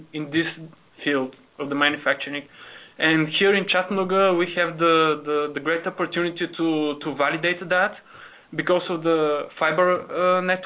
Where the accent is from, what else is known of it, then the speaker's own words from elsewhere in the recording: Bulgaria; moved away; We're coming from Bulgaria